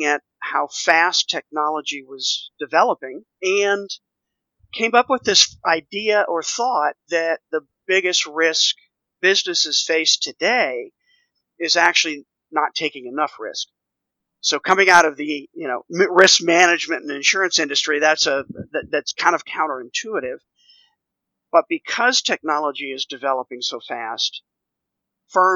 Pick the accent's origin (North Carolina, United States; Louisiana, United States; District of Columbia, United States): District of Columbia, United States; Washington; moved away as an adult; also born or lived in Texas; now in Nashville, United States; both my wife and I grew up in the Washington, D.C. area